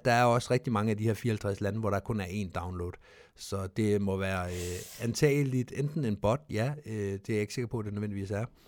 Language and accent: Danish; Denmark; Vi er danskere